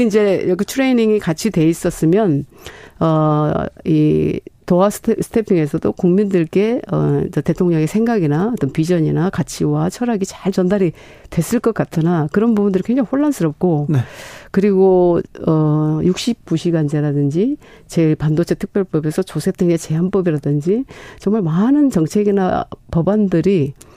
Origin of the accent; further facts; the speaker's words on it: Honam, South Korea; moved away; 실제로 호남 출신은 접니다